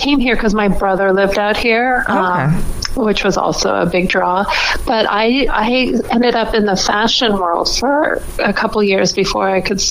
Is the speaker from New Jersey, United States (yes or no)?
no; San Francisco Bay Area, California, United States; now in New York, United States; I'm originally from San Francisco Bay Area.